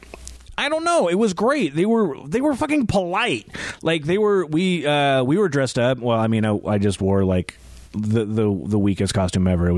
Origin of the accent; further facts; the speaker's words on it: University Place, Washington, United States; growing up in University Place and doing our trick-or-treating out there